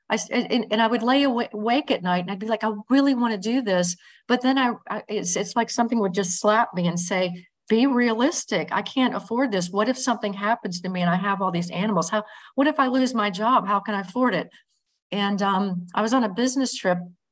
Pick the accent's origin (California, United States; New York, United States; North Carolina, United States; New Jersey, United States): North Carolina, United States; Greenville; also born or lived in Chapel Hill, North Carolina; I'm from Greenville, a smaller town in North Carolina